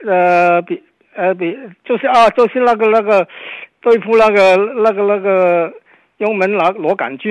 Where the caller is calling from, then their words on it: Guangzhou, Guangdong, China; 啊，你好，我我是广州的。